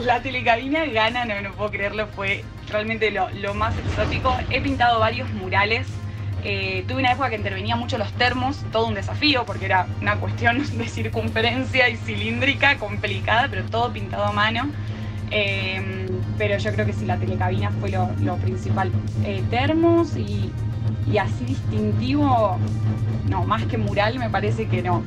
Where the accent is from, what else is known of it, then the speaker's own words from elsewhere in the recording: Buenos Aires, Argentina; Yo en realidad originalmente soy de Buenos Aires, pero mi papá es de Bariloche, así que siempre fui mucho a Bariloche